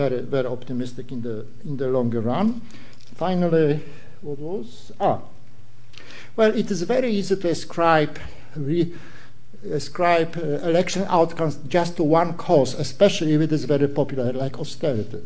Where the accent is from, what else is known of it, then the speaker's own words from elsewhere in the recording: Poland; I come from Poland